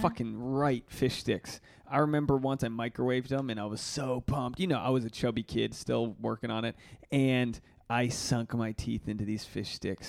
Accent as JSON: {"language": "English", "region": "Rhode Island", "country": "United States", "tie": "born or raised there", "moved": "as an adult", "lives_now": "Los Angeles, United States", "said": "Rhode Island born, and I'm Rhode Island bred"}